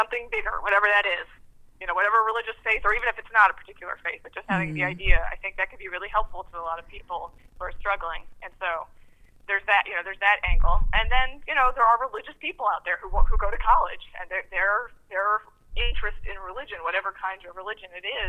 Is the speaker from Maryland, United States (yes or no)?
yes; Baltimore, Maryland, United States; I grew up in Baltimore